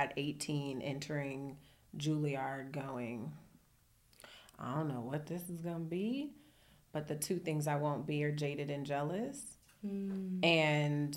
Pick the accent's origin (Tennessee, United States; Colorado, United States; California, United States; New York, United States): California, United States; Oakland; I grew up in Oakland